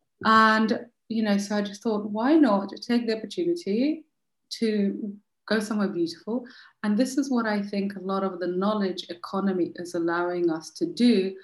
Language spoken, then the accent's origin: English; Moscow, Russia; also born or lived in London, United Kingdom / Chicago, United States / Paris, France / Delhi, India; now in France; So I am originally from Moscow and in Russia, obviously. And I have lived in London most of my life, and I've lived in Chicago and in Paris and in Delhi.